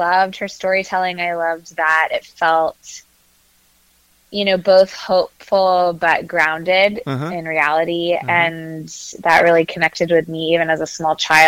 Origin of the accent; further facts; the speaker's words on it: Katy, Texas, United States; now in Charlottesville, United States; I grew up in Katy, Texas, right outside of Houston